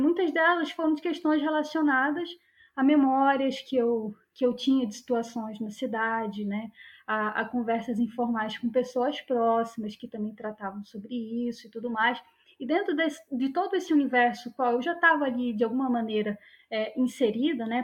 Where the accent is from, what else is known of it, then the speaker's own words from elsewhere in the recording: Santarém, Pará, Brazil; moved away; eu sou de Santarém, no Pará. Eu sou nascida e criada ali em Santarém